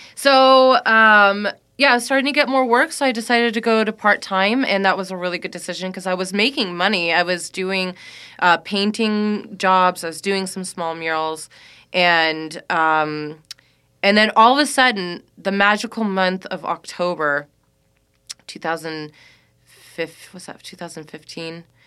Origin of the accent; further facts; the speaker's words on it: Walnut Creek, California, United States; moved away; also born or lived in Chicago; Grew up not too far from here